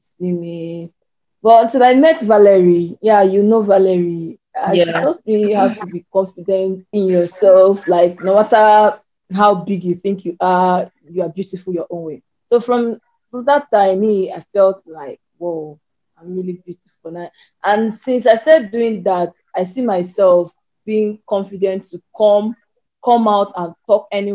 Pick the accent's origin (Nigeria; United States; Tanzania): Nigeria; Anambra; now in Port Harcourt, Nigeria; So I'm from Anambra State. Currently, I'm staying in Port Harcourt.